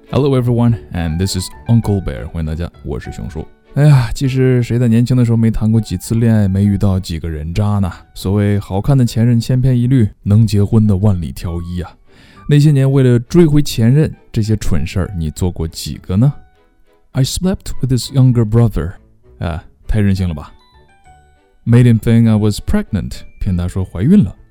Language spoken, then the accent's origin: Chinese; China; 我们中国人呢，比较保守